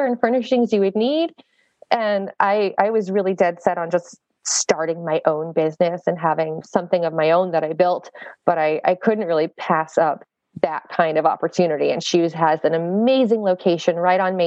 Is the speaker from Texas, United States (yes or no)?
yes; South Texas, United States; now in Michigan, United States; I'm from South Texas.